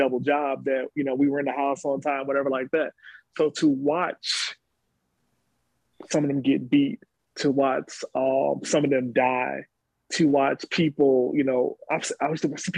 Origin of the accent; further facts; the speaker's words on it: Chicago, Illinois, United States; So when I grew up in Chicago, was not a Lakeview area.